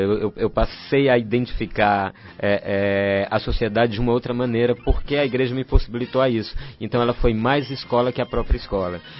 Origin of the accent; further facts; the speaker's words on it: Fortaleza, Ceará, Brazil; moved away as an adult; now in São Paulo, Brazil; Eu venho da periferia de Fortaleza, de um bairro chamado Conjunto Esperança. Sou filho de uma costureira e de um caminhoneiro